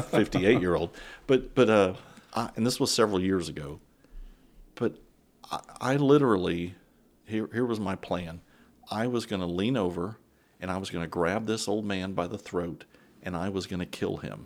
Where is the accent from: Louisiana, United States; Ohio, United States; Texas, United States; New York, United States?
Texas, United States; San Antonio; I grew up in San Antone.